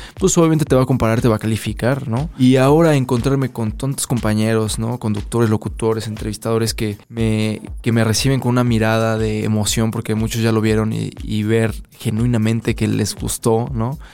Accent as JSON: {"language": "Spanish", "country": "Mexico", "said": "somos mexicanos"}